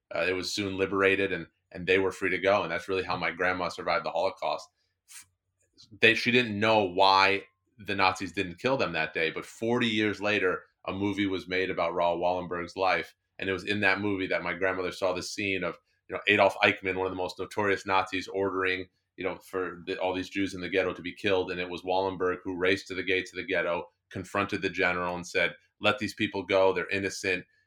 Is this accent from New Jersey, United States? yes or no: yes; New Jersey, United States; I grew up in New Jersey.